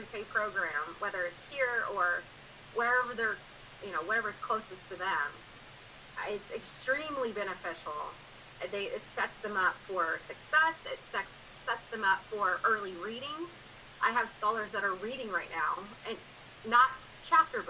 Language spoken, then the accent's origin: English; Du Quoin, Illinois, United States; moved away as an adult; now in Cedar Hill, United States; So I'm from DuCoin, Illinois. It's a small town. It's about population of 6,600